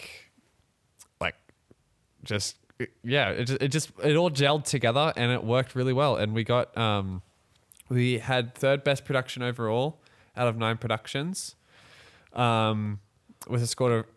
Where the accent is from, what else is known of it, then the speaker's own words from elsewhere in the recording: Australia; we actually are Australian.